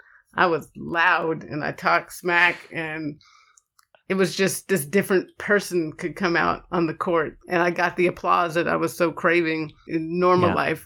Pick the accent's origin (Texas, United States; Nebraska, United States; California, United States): California, United States; Pacific Grove; also born or lived in Chicago; Yeah. So raised in Pacific Grove, California was the bulk of my upbringing. And it's a place up north near Carmel, Pebble Beach.